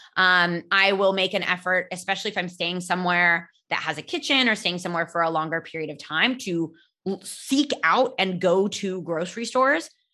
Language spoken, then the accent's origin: English; California, United States; I grew up in California